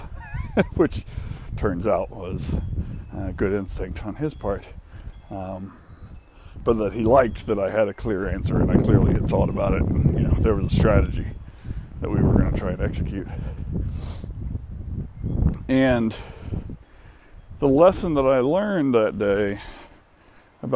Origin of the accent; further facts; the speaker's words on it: the South, United States; also born or lived in Atlanta; as someone who spent most of his life in the South